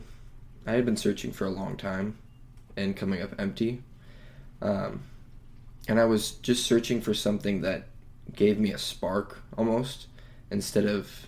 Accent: Phoenix, Arizona, United States; I'm from Phoenix, Arizona.

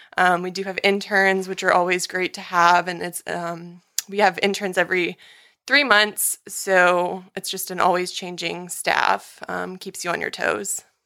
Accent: Redwood City, California, United States; I'm from Redwood City, California

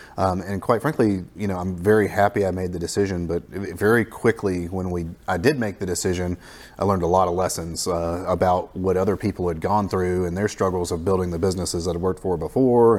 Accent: the Florida Panhandle, United States; I grew up in the Panhandle of Florida, uh, so kind of a native to this area

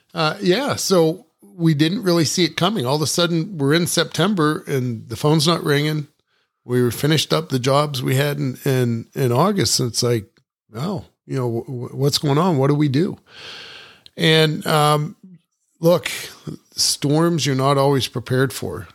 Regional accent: Ohio, United States; moved away; also born or lived in New Mexico; growing up in Ohio

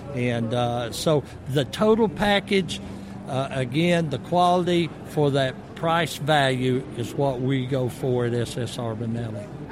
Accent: the South, United States; I'm from the South

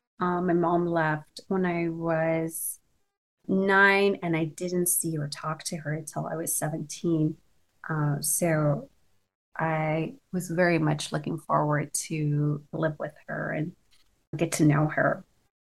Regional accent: Mashhad, Razavi Khorasan, Iran; now in United States; So I was born in raised in Mashhad in Iran. And growing up, honestly, growing up without parents, that was very difficult.

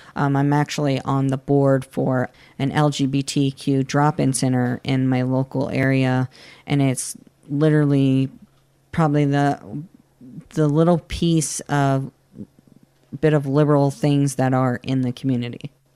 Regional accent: Florida, United States; I grew up in a, uh, and still live in a very conservative area in Florida

